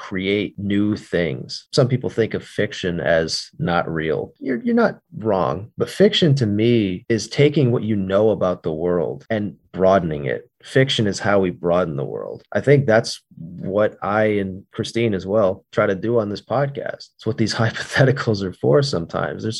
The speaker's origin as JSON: {"language": "English", "country": "United States", "also_born_or_lived": "Northeast United States", "said": "I'm from the United States of America. I live in the Northeast."}